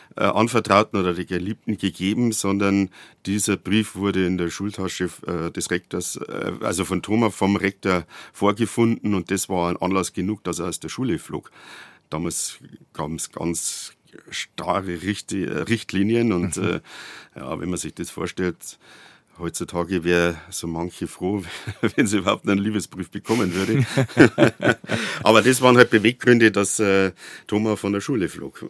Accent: Munich, Bavaria, Germany; now in Bad Tölz, Germany; neunzehnhundertneunundsechzig in München geboren, wasch echtes Münchner Kindl, bin ich ja stolz drauf

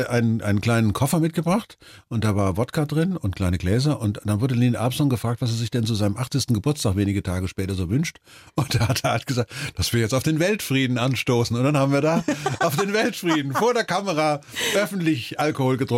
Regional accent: Germany; und ich bin Deutscher, ich kann also nicht US-Astronaut werden.

